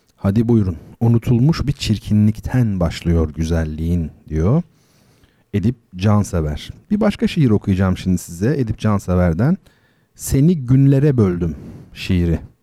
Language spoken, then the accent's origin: Turkish; Turkey; first language Turkish